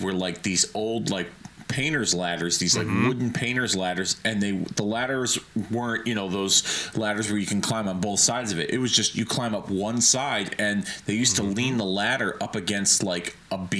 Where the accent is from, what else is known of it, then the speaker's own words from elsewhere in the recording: Hartford, Connecticut, United States; my hometown in Hartford